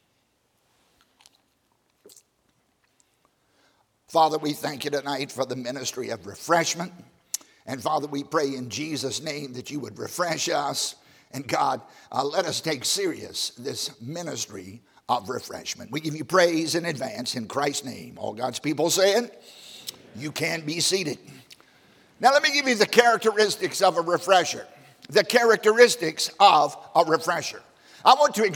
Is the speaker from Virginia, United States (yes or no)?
yes; Southside, Virginia, United States; I grew up in Southside, Virginia, on a tobacco farm of all places